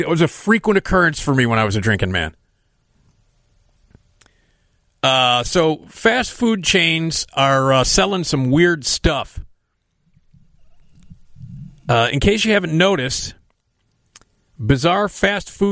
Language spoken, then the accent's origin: English; Chicago, Illinois, United States; I grew up on Addison, not far from the one at Elston.